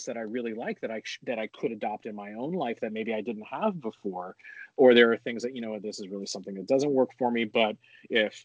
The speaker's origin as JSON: {"language": "English", "town": "Honolulu", "region": "Hawaii", "country": "United States", "tie": "born or raised there", "moved": "yes", "said": "with my background growing up in Honolulu, Hawaii, I was the white guy surrounded by everything that wasn't"}